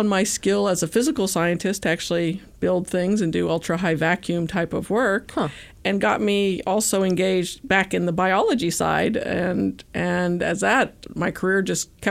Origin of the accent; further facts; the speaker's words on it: Alabama, United States; moved away; I grew up in Alabama